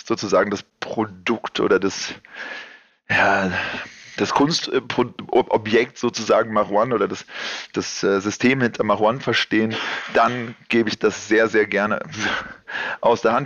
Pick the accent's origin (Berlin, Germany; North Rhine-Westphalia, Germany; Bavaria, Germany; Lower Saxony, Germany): Berlin, Germany; ich bin Kreuzberger aus Berlin